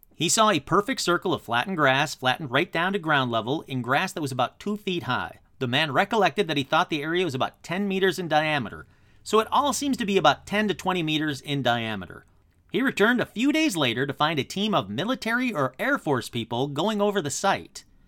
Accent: Michigan, United States; my home state of Michigan

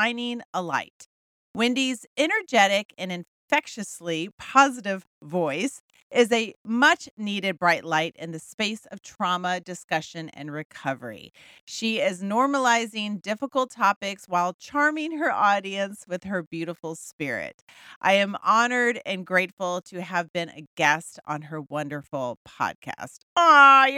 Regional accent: Texas, United States; I'm a Texan

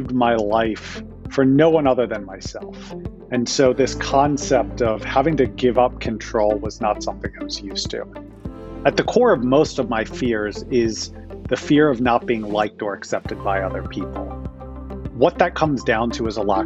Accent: Philadelphia, Pennsylvania, United States; I am from Philadelphia, born and raised, never left the area

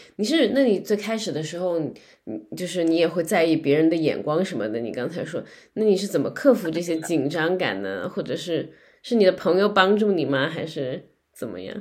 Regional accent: Guangzhou, Guangdong, China; now in United Kingdom; 我是一个生活在英国的广州人

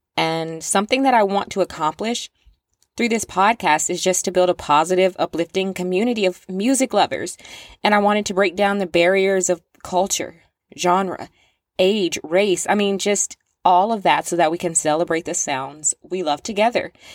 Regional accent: the South, United States; I'm from the South, and I've said this before, I grew up surrounded with the sounds of, like, Southern country rap

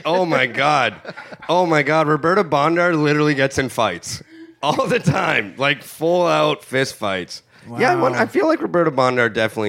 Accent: Sault Ste. Marie, Ontario, Canada; There's a statue of Wayne Gretzky premature ejaculating in my hometown.

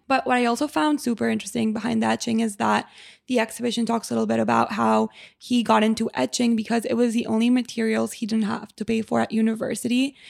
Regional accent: Mexico; moved away; I grew up in Mexico

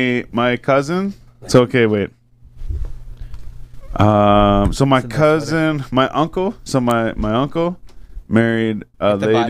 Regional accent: Renfrew, Ontario, Canada; I'm from Renfrew, so we're like fucking like 15 minutes from Portage.

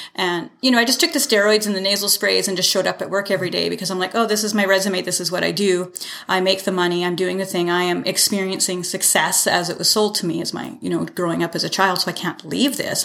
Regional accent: Canada; also born or lived in Salmon Arm, British Columbia / Calgary / Toronto; I, I was born in Salmon Arm, but raised here

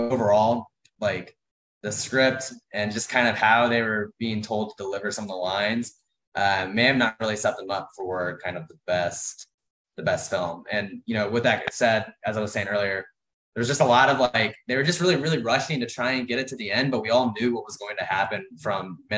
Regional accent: Missouri, United States; moved away as an adult; now in California, United States; I'm from Missouri, but I'm now actually in California, all settled

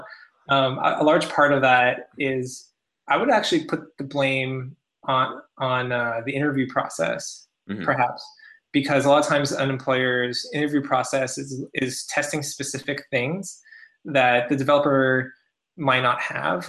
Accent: Canada; now in United States; as a Canadian myself, working in the U.S.

